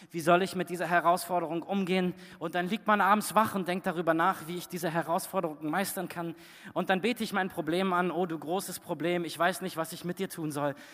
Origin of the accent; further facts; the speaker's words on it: Fritzlar, Hesse, Germany; zurückgekommen nach Fritzlar. Als ich Jugendlicher war, ähm, und wir sind dann dort wieder hingefahren, wo ich groß geworden bin.